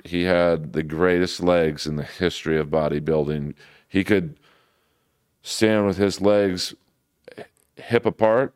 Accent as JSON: {"language": "English", "town": "Los Angeles", "region": "California", "country": "United States", "tie": "born or raised there", "said": "I grew up in Bel Air"}